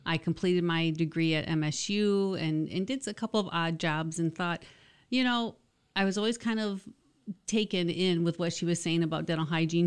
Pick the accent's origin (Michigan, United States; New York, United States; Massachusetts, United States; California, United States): Michigan, United States; also born or lived in Jackson, Michigan / Howell, Michigan / Manistee, Michigan / Owosso, Michigan; I'm from Michigan, but not originally from the Lansing area. I've lived in a couple different cities. I was born in Jackson